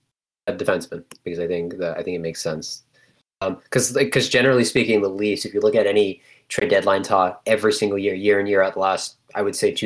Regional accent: New Jersey, United States; also born or lived in Montreal, Canada; I'm a Canadian and American, born in Montreal, raised in Jersey.

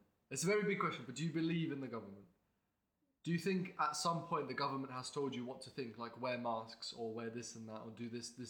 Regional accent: Estonia; now in Lincoln, United Kingdom; I'm from Estonia. I'm at University of Lincoln. I live here.

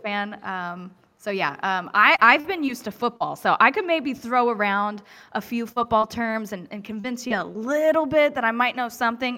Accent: Kokomo, Indiana, United States; as a Kokomoian, when you travel outside of town and people ask you where are you from, you tell them Kokomo, Indiana.

